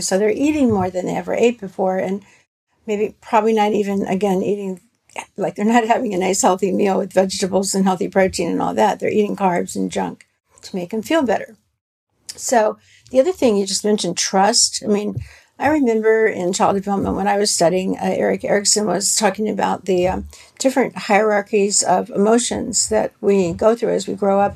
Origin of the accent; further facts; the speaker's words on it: the South, United States; I grew up in the South, so you know, uh, we had a certain a certain kind of food, a lot of fat and barbecue